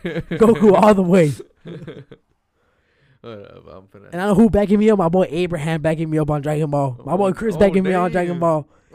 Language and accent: English; Paraguay; We're from Paraguay, bro.